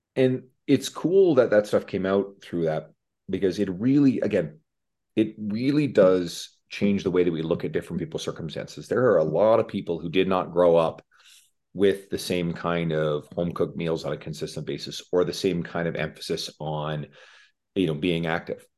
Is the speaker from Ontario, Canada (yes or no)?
no; Newfoundland and Labrador, Canada; moved away as an adult; now in Edmonton, Canada; I moved from the East Coast of Canada, where I'm originally from, Newfoundland